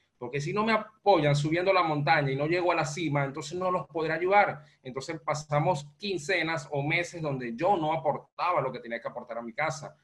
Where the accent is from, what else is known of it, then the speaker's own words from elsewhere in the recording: Venezuela; moved away as an adult; now in Panama; soy venezolano, eh, resido en Panamá, eh, migré en el año 2016 de Venezuela a Panamá